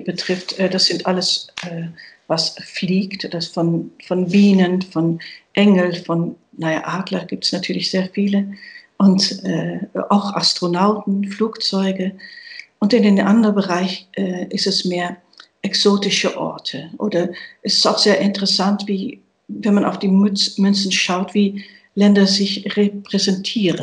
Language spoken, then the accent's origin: German; Netherlands; German is a second language; moved away; Ich bin gebürtige Niederländerin.